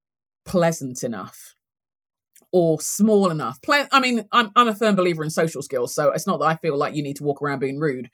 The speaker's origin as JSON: {"language": "English", "region": "London", "country": "United Kingdom", "tie": "born or raised there", "moved": "as an adult", "lives_now": "United States", "said": "I'm Nigerian heritage. I was born and raised in London, grew up in London in England"}